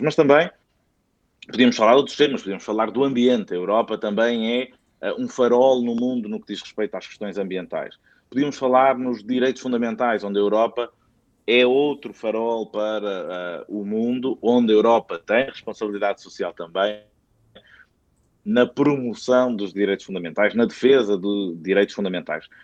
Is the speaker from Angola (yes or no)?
no; Portugal; enquanto portugueses, uh, partilhamos também a cidadania europeia